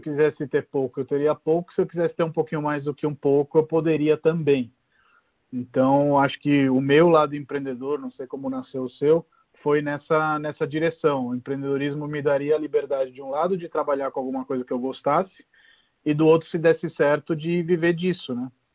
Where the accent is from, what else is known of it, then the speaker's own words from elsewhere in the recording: Rome, Lazio, Italy; moved away; cresci em Roma, né? Então Roma é uma cidade bem mais tranquila do que São Paulo